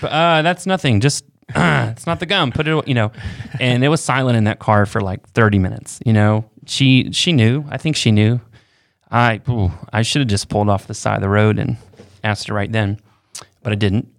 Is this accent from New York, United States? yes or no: no; Florida, United States; I grew up in Florida with no chimney.